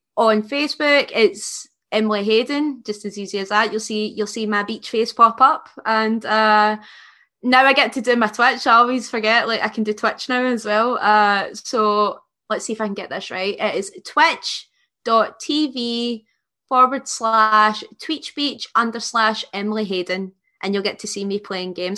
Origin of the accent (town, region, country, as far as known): Scotland, United Kingdom